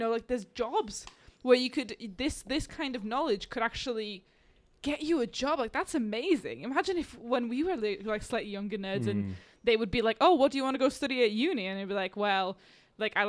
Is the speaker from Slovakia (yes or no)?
yes; Slovakia; moved away; I grew up in Slovakia